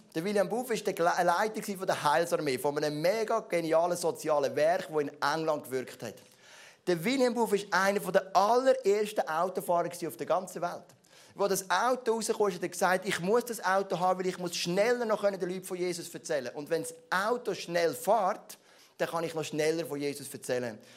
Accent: Switzerland; ich bin Schweizer

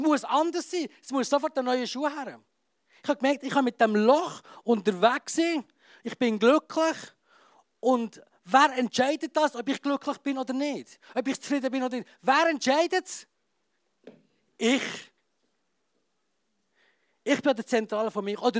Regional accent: Graubünden, Switzerland; Und äh, als Bündner sowieso, oder? Steinbock.

